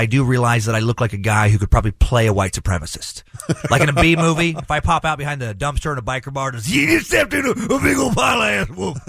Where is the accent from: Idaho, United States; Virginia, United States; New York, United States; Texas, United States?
Idaho, United States; moved away as an adult; also born or lived in Los Angeles; I'm an Idahoan. You know, I grew up there.